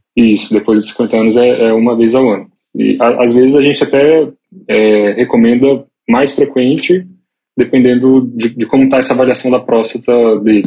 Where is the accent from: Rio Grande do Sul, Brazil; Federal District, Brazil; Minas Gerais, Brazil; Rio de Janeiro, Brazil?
Federal District, Brazil; Brasília; moved away as an adult; now in São Paulo, Brazil; nasci em Brasília. É, hoje moro em São Paulo, mas tem três anos só. Esse tempo todo eu vivi em Brasília